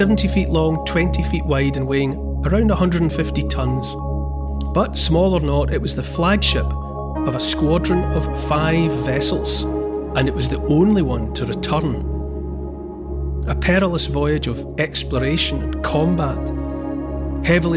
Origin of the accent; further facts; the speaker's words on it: Scotland, United Kingdom; I say that as a Scot by birth and raising